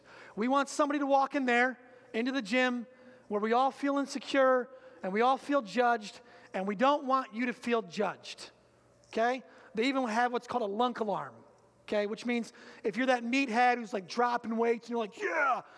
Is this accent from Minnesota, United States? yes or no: no; Muskegon, Michigan, United States; also born or lived in Grand Haven, Michigan; I used to be in Grand Haven, and they used to ask me, where are you from? I'd say Muskegon